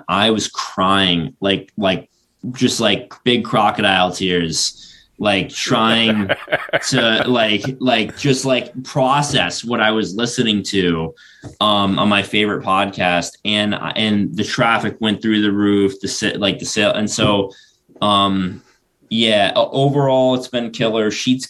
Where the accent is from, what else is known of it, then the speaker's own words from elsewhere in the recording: South Florida, United States; now in Denver, United States; growing up in South Florida